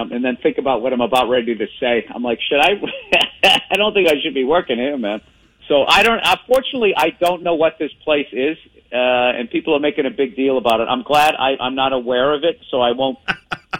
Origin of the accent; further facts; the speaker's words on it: Boston, Massachusetts, United States; accent: Boston; I saw myself in a cowboy shirt with a Boston accent